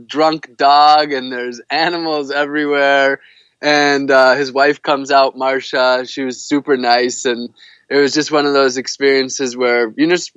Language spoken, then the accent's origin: English; United States; I'm a privileged person growing up in the United States as a white male